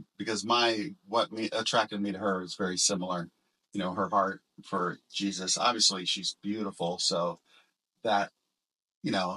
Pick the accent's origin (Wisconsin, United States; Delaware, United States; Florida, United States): Florida, United States; small town outside of Orlando; also born or lived in Hollywood, Florida; our small town that we grew up in outside of Orlando